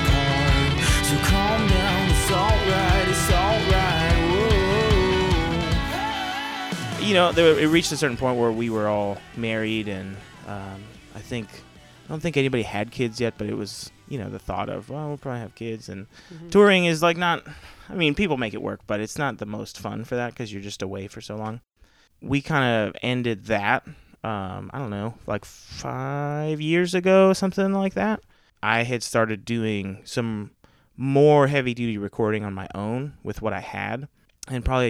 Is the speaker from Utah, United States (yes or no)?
no; Sugarcreek, Ohio, United States; I grew up in Sugar Creek, which is a little town like 20 minutes from Dover, Philly area